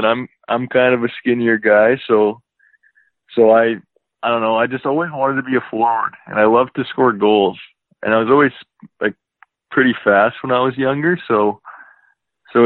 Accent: Leduc, Alberta, Canada; raised here

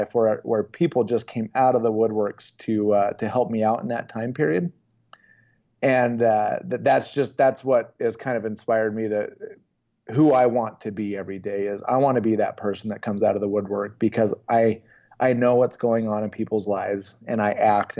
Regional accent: Spanish Fork, Utah, United States; Spanish Fork, Utah.

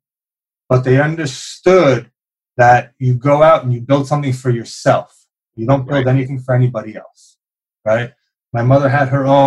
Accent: New York City, New York, United States; also born or lived in Brooklyn, New York; Raised in Lower East Side of Manhattan

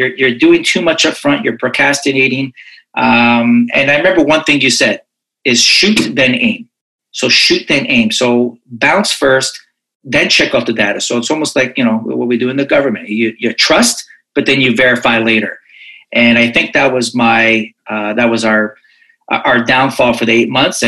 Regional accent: Toronto, Ontario, Canada; I'm from Toronto, Canada

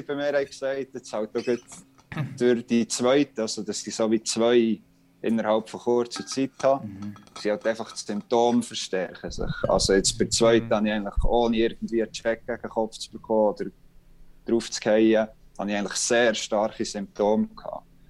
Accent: Bern, Switzerland; als Berner

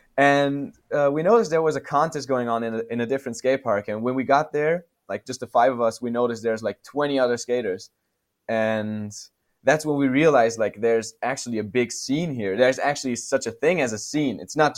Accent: west Austria, Austria; now in Vienna, Austria; So I'm not originally from Vienna, but from a small city in the west of Austria, and there was actually a pretty big scene there.

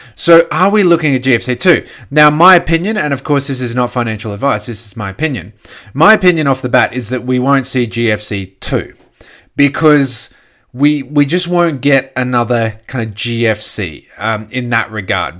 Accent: Australia; As an Australian

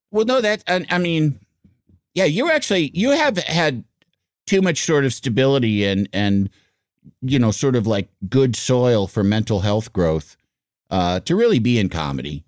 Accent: Yorkville, Illinois, United States; I grew up in Yorkville, Illinois

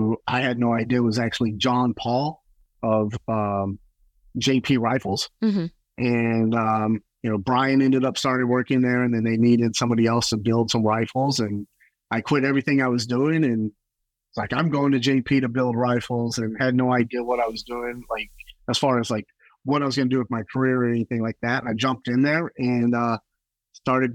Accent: Texas, United States; I grew up in Texas.

